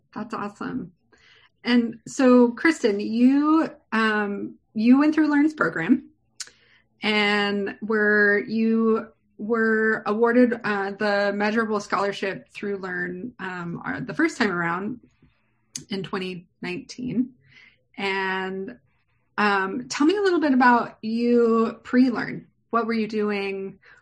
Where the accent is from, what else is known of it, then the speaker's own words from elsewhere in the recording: San Diego, California, United States; as a native myself who was born and raised here.